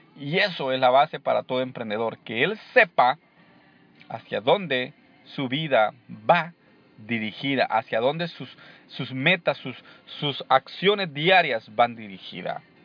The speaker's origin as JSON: {"language": "Spanish", "country": "El Salvador", "moved": "yes", "said": "en mi país, en El Salvador"}